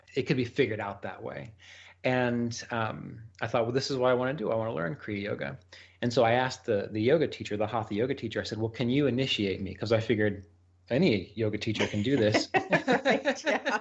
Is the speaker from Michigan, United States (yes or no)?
no; West Virginia, United States; I grew up in West Virginia, which is where I am now